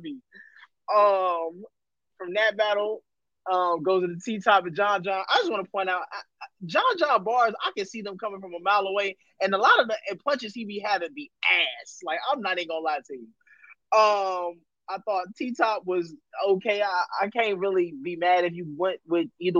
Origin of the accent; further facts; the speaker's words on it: Chicago, Illinois, United States; moved away; also born or lived in Laurel, Maryland; I'm from Chicago, but I used to live out in Laurel